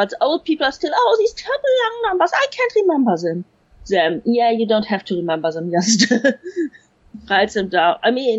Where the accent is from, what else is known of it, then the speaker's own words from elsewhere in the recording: Germany; I grew up in West Germany when import paperbacks were three times the price.